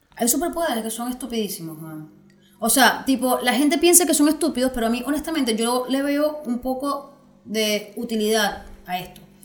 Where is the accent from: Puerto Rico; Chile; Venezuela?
Venezuela; moved away; yo desde que me vine, yo de Venezuela no sé nada más allá que mi familia